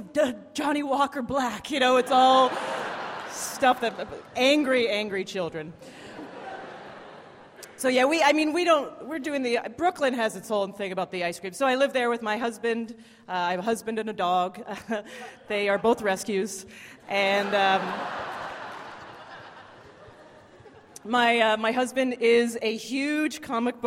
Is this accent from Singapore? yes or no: no; Canada; moved away; I'm from Canada.